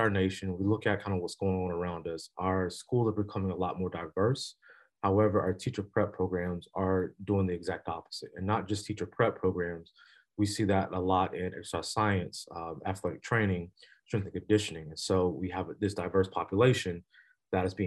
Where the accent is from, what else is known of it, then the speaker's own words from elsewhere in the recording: Columbia, South Carolina, United States; moved away; I'm originally from Columbia, South Carolina.